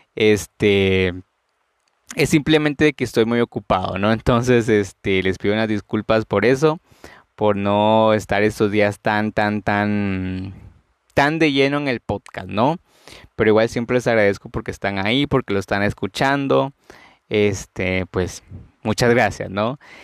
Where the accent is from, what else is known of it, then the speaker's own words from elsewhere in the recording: Guatemala; yo soy de Guatemala